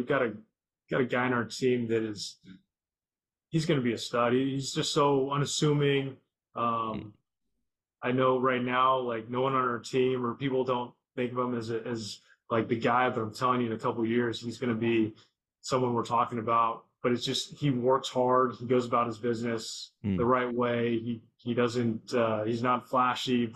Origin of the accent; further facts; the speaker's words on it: Southern California, United States; Growing up in SoCal